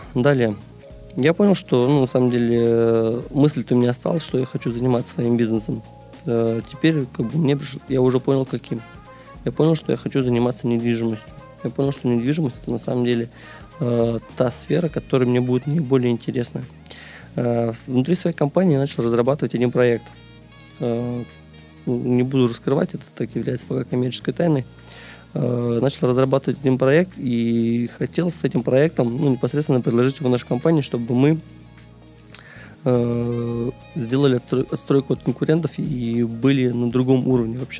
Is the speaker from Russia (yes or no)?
yes; Ufa, Bashkortostan, Russia; moved away as an adult; also born or lived in Kazan; now in Saint Petersburg, Russia; сам я родом не из Санкт-Петербурга, я сюда приехал из Уфы. То есть родился и вырос я там